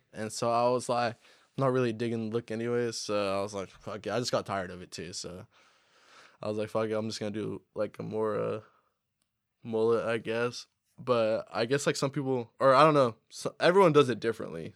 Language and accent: English; Humboldt, California, United States; We're from Humboldt. We really do this shit out here